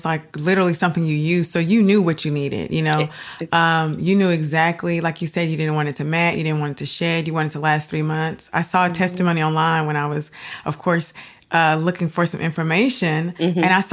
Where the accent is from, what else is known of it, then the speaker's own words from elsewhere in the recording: DeSoto, Texas, United States; I'm from DeSoto